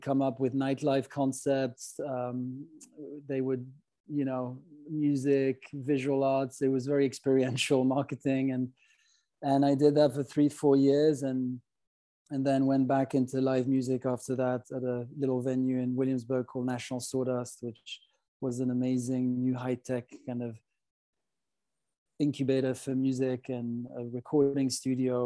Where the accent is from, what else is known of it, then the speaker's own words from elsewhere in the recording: Geneva, Switzerland; moved away as an adult; also born or lived in London; I grew up in the French-speaking parts of Switzerland, primarily in Geneva.